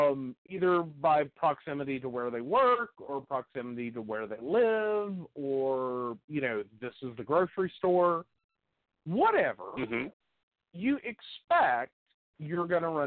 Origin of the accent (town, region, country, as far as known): Princeton, West Virginia, United States; born or raised there; also born or lived in North Carolina; now in Oak Hill, United States